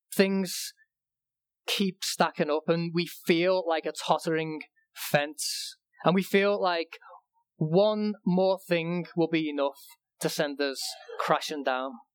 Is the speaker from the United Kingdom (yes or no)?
yes; England, United Kingdom; when I was growing up in England